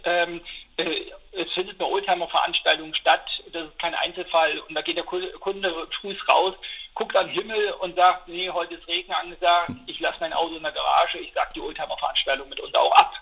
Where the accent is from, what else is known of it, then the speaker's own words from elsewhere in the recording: Eisenach, Thuringia, Germany; ich bin Thüringer. Ich habe halt einen besonderen Bezug zu, zu der Region Eisenach, weil da komme ich her